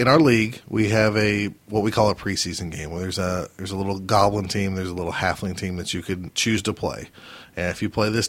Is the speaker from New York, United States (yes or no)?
no; Oklahoma, United States; I am from Oklahoma